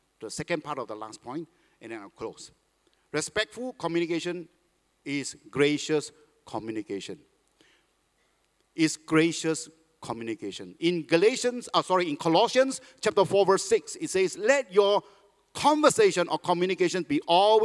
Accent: Malaysia; now in Singapore; I'm a Malaysian

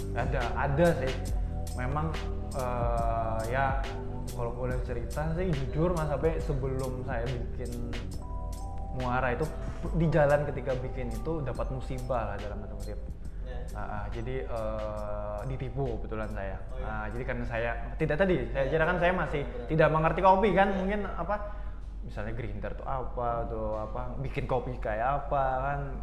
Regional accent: Banjarbaru, South Kalimantan, Indonesia; saya dari Banjarbaru

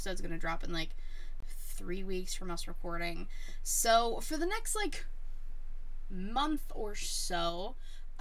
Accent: Pittsburgh, Pennsylvania, United States; I'm from Pittsburgh.

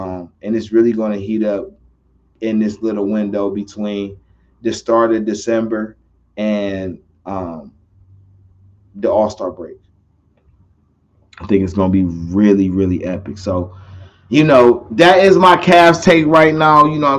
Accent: Cleveland, Ohio, United States; I'm from Cleveland.

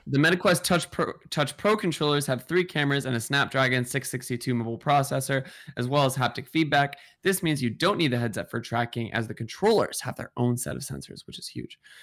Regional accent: Seattle, Washington, United States; now in New York, United States; I, I'm from Seattle

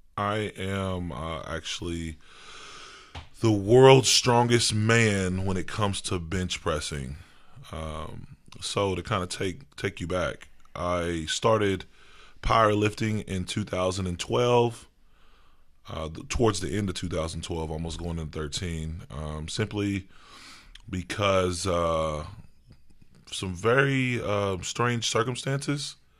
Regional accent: Owensboro, Kentucky, United States; I was raised, um, in Owensboro, Kentucky.

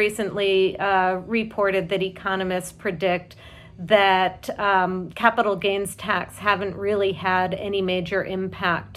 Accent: Boston, Massachusetts, United States; As a Bostonian

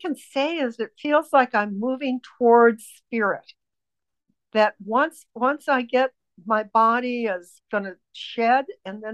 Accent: United States; I was raised in United States of America

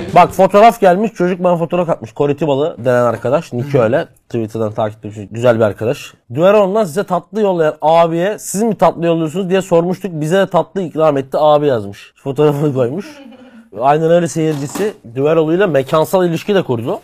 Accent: Batman, Batman Province, Turkey; moved away; benim memleketimin plakasına geldik

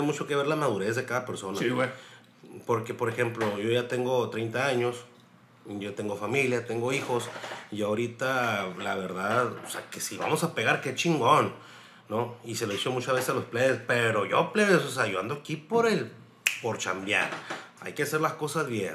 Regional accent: Mexico; quitarnos esa mentalidad pendeja del mexicano

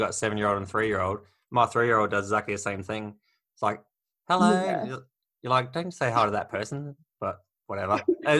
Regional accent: Dwellingup, Western Australia, Australia; also born or lived in Fremantle; I grew up in Dwelling Up, so we had like 363 people or something like that.

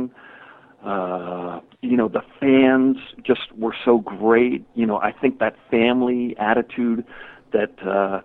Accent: Connecticut, United States; moved away; also born or lived in Northampton, Massachusetts; I'm from Connecticut originally. So I moved up to Northampton

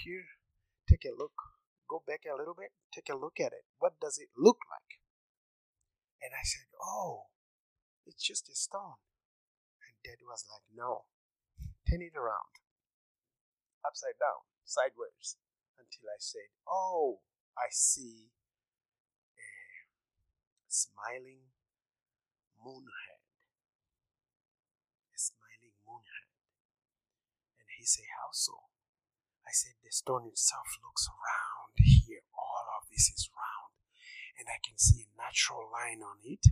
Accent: Zimbabwe; moved away as an adult; now in United States; I'm originally from Zimbabwe. And I was born by an artist and raised by him

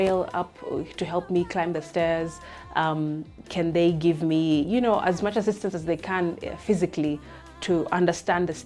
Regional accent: Mombasa, Mombasa County, Kenya; I'm from Mombasa, that's been my culture, that's how I've grown up.

